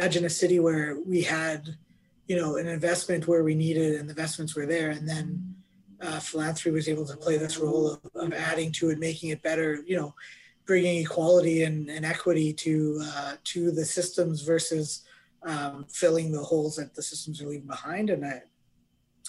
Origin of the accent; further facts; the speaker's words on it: Canada; as a Canadian